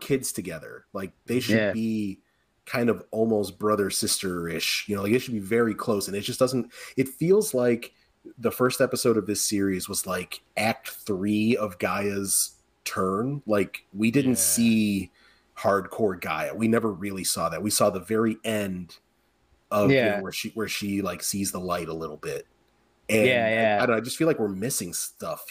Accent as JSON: {"language": "English", "town": "Chicago", "region": "Illinois", "country": "United States", "said": "I'm from Chicago."}